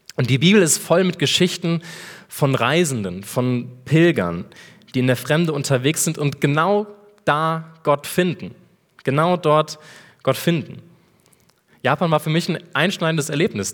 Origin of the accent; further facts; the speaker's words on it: Rhineland, Germany; moved away as an adult; now in Erlangen, Germany; Ich bin geboren im Rheinland